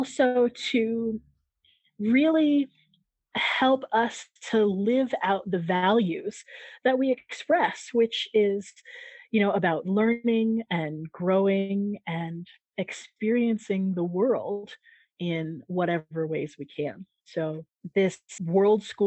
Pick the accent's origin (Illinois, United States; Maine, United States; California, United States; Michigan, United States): California, United States; San Diego; moved away as an adult; also born or lived in Japan / Greece / Albania; now in Mexico; growing up in San Diego, California, I was literally just a stone's throw from the Mexican border.